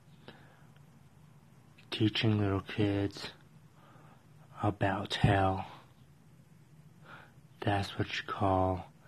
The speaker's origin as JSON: {"language": "English", "region": "Colorado", "country": "United States", "tie": "born or raised there", "said": "from Colorado"}